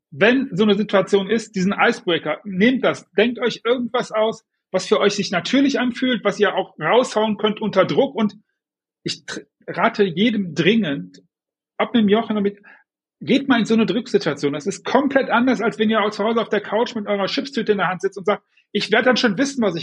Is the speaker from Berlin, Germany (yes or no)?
no; Düsseldorf, North Rhine-Westphalia, Germany; ich bin Düsseldorfer